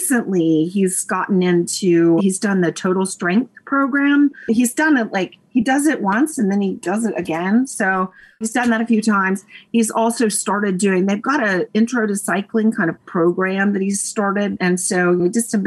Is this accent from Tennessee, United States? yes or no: yes; Nashville, Tennessee, United States; now in Raleigh, United States; I'm from Nashville, Tennessee. I live in Raleigh, North Carolina, but I'm from Nashville.